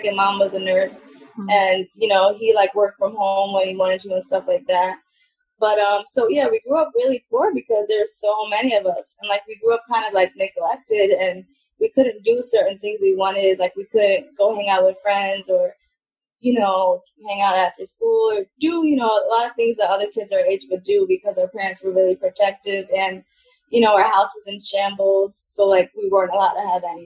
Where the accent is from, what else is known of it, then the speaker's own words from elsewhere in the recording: Middletown, New York, United States; I grew up in here in Middletown, New York, you know, where I still am today